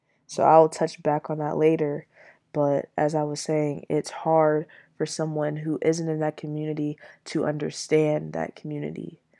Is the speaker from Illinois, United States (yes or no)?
no; Michigan, United States; Now, while I am still technically from Michigan, Detroit isn't where I grew up. Detroit isn't my home.